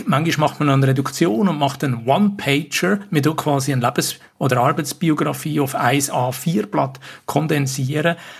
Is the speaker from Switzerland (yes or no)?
yes; Switzerland; bei uns in der Schweiz